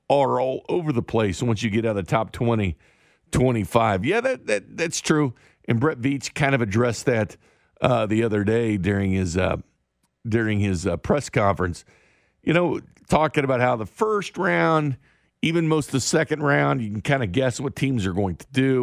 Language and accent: English; Missouri, United States; I'm from the Show Me State